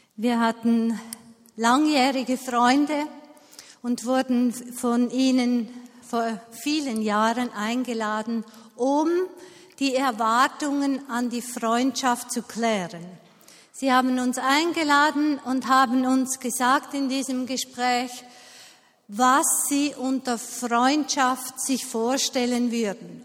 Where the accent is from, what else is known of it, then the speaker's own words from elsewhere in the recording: Switzerland; bei uns in der Schweiz